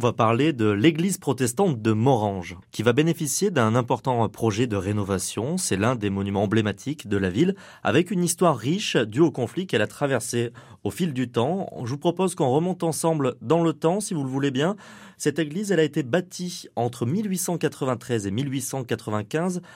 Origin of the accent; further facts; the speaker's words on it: Lorraine, Grand Est, France; Chez nous, en Lorraine